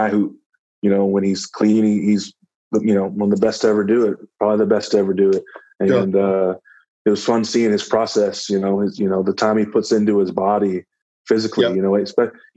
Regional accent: Dallas, Texas, United States; it was in my hometown, so that was cool. I had friends and family there in Dallas

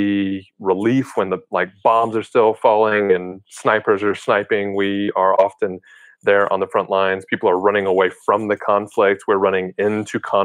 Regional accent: United States; As Americans

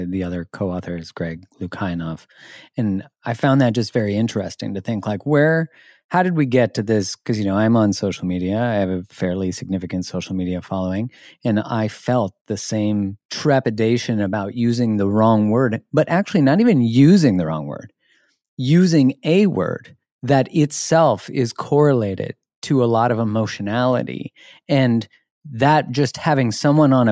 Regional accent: Canada; I'm Canadian.

